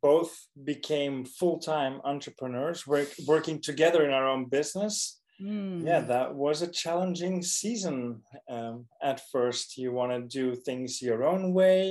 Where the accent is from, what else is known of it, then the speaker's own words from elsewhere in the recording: Belgium; moved away; I am from Europe, from Belgium